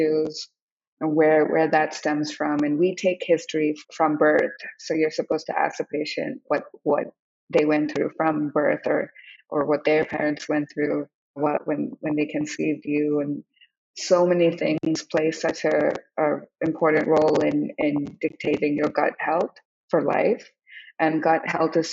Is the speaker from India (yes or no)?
yes; India; moved away as an adult; also born or lived in Hong Kong / Oklahoma, United States / New York, United States; now in United States; I grew up in India and Hong Kong, I grew up in Hong Kong, I was very young there